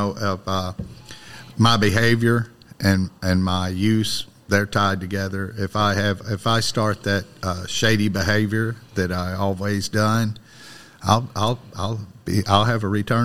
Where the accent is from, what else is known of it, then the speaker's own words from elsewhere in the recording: Ballard County, Kentucky, United States; Ballard County, Kentucky, in the river bottom